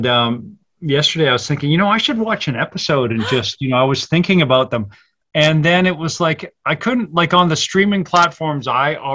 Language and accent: English; Vancouver, British Columbia, Canada; moved away as an adult; also born or lived in England / Sherman Oaks, Los Angeles; now in Los Angeles, United States; I'm from Vancouver.